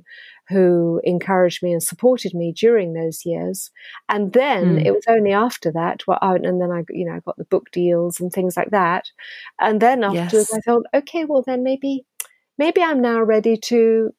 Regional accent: United Kingdom; now in France; if somebody says to me, are you French or English? I am still British

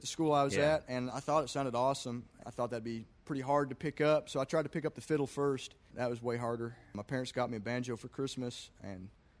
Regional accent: Kentucky, United States; also born or lived in Corvallis, Oregon; My dad works for the government, so we kind of moved to a couple different places, then ended up moving to Kentucky and calling that home, and been there ever si

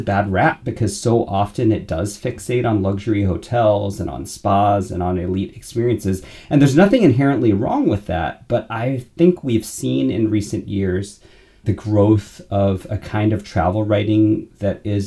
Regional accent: United States; moved away as an adult; also born or lived in California / Florida / London, United Kingdom / New York City, United States; now in Grand Rapids, United States; I grew up in California and Florida.

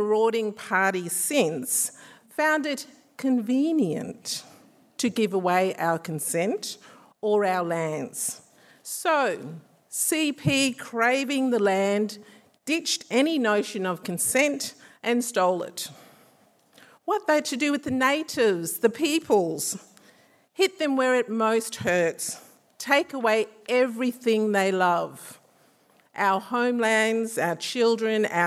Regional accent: Australia; my father and my mother met and fell in love in the 1960s in what soon after became my hometown of Gander

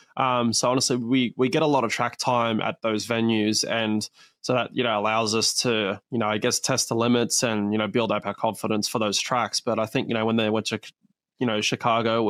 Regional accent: Perth, Western Australia, Australia; is actually where I was born. So this is my my hometown event.

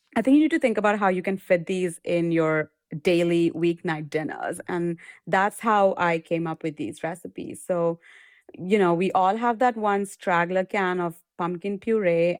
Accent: India; moved away; I come from India, we pickle a lot of things

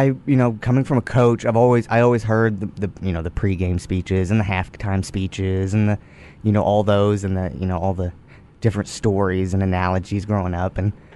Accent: Goldthwaite, Texas, United States; It's just, it's a small town in Texas.

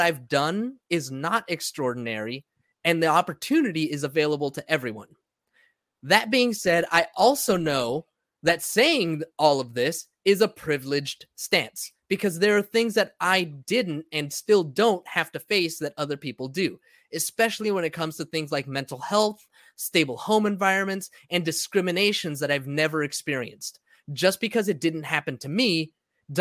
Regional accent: United States; now in San Diego, United States; this country that I was born in, grew up

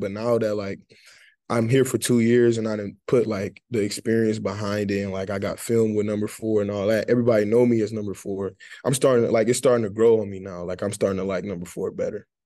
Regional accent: Detroit, Michigan, United States; moved away; growing up, really growing up in Detroit

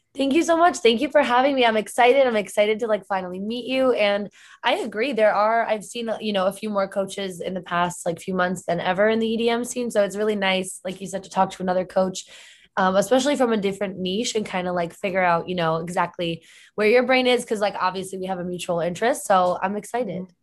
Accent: Connecticut, United States; moved away; I'm originally from Connecticut

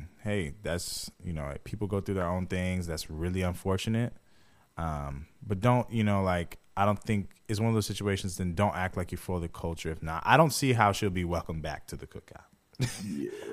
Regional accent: Jamaica; I'm Jamaican

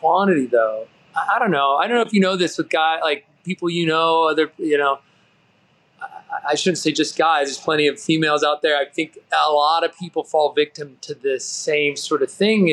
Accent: San Diego, California, United States; I grew up in Southern California near the beach

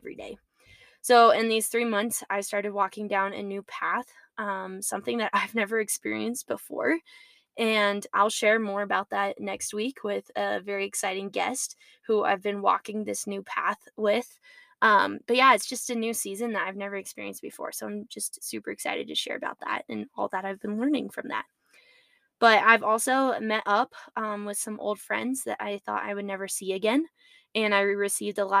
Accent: United States; as American citizens

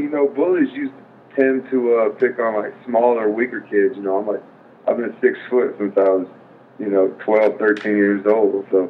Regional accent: Philippines; born there; Yeah, I was born in the Philippines, and, you know, my mom was in the Air Force, so we moved around quite a bit.

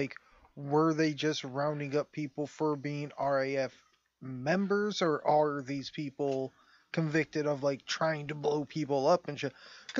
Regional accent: United States; I get to hate him because I'm American.

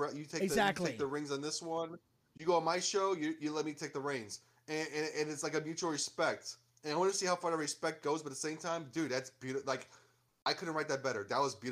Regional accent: Chicago, Illinois, United States; moved away; I grew up in Chicago. So Chicago, like, when I was living in Chicago

